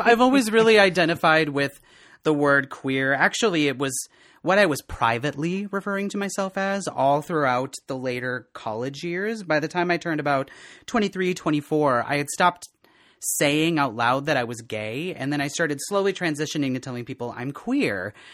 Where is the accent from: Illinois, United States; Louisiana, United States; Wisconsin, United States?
Wisconsin, United States; Eleva; moved away as an adult; also born or lived in Eau Claire, Wisconsin; now in Minneapolis, United States; from a little, a little town in west central Wisconsin called El Tuna